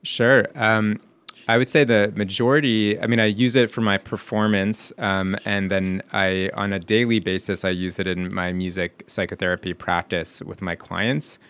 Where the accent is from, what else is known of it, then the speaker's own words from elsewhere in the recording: Montreal, Quebec, Canada; moved away as an adult; also born or lived in New York; now in Amherst, United States; growing up in Montreal